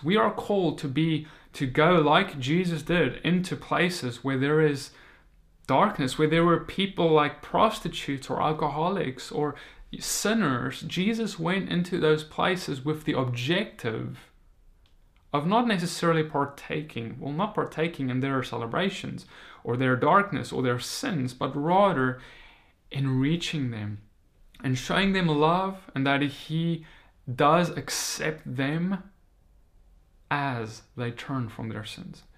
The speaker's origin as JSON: {"language": "English", "country": "South Africa", "moved": "as an adult", "lives_now": "United States", "said": "I'm a South African. I recently moved to the United States"}